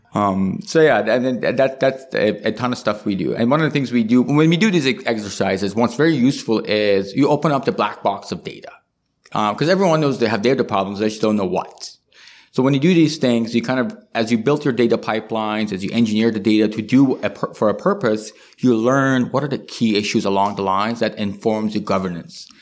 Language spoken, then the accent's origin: English; Iran; now in Canada; I come from Iran.